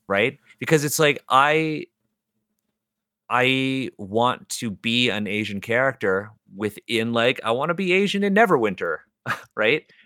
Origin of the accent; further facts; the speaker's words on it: Toronto, Ontario, Canada; I'm born and raised in Toronto